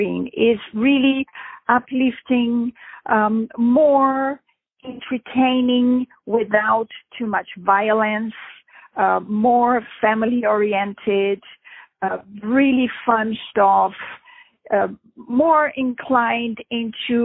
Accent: Brazil; moved away as an adult; also born or lived in Europe; I grew up in Brazil

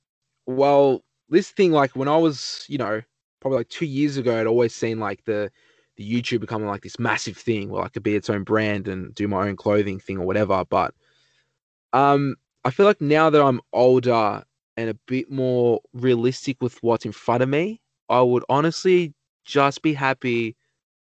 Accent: Australia; just an Australian dude

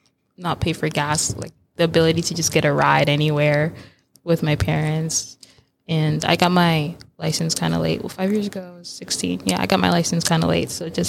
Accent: Georgia, United States; also born or lived in Massachusetts; I was born in Massachusetts, but I went to high school and middle school in Georgia. And so that's why I don't have an accent from the South, because I'm not from the South.

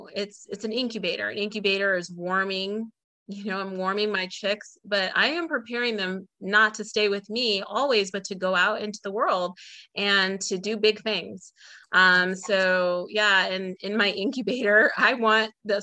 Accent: Illinois, United States; now in Georgia, United States; I'm from Illinois, the Midwest. I live in Georgia outside of Atlanta

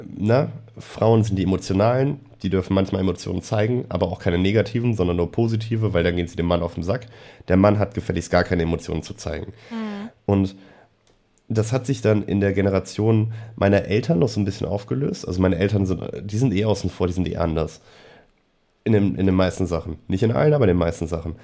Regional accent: Germany; wir als, als Deutsche

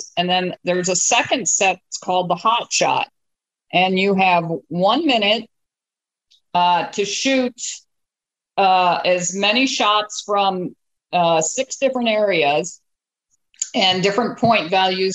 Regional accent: Chicago, Illinois, United States; I grew up in the Chicagoland area, oldest of seven kids.

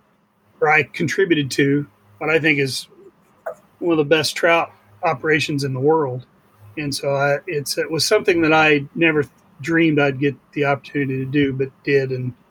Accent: Montgomery County, Indiana, United States; I'm from Montgomery County. It's the cradle of basketball. It's where it was first transplanted and became a real competitive sport.

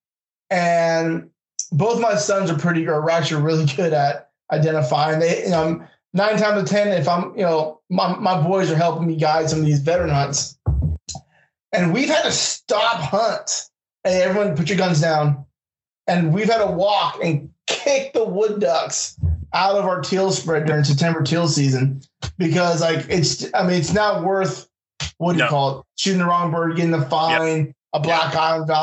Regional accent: West Coast, United States; I'm from the West Coast

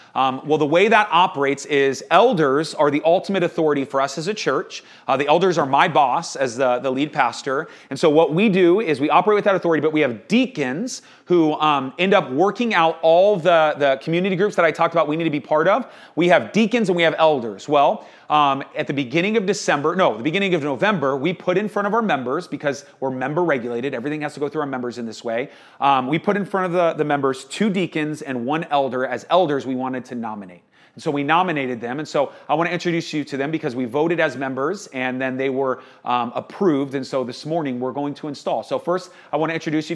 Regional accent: Texas, United States; now in Phoenix, United States; I grew up in Texas.

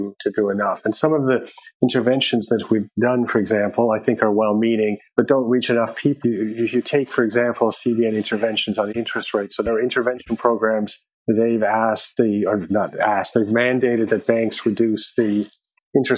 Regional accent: Canada; now in Nigeria; I'm Canadian

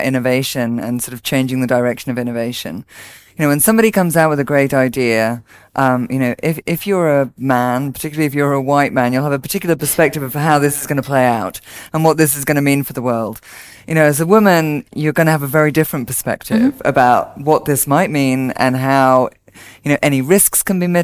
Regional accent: Isle of Man; I'm British, but I'm originally from a small island, the Isle of Man.

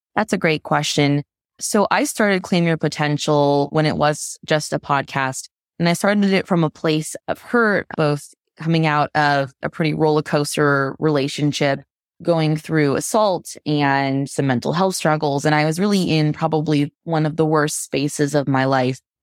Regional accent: Florida, United States; also born or lived in Vancouver; now in Washington, D.C., United States; I'm from Florida originally, moved to Vancouver, and then now I'm back in the States

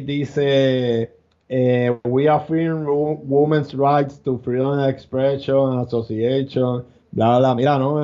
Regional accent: Puerto Rico; somos ciudadanos, si somos ciudadanos americanos

